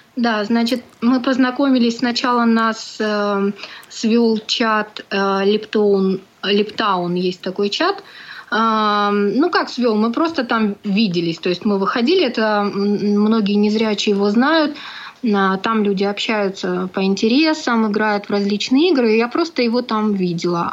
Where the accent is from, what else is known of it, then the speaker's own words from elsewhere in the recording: Nalchik, Kabardino-Balkaria, Russia; moved away as an adult; also born or lived in Kislovodsk / Bugulma, Tatarstan; now in Samara, Russia; Я родом не из Татарстана, я родом из Кабардино-Балкарии, город Нальчик